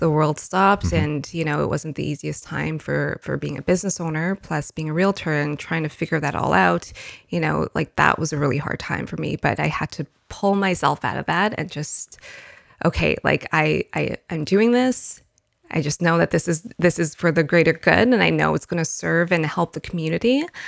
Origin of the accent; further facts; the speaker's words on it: Winnipeg, Manitoba, Canada; I was born and raised in Winnipeg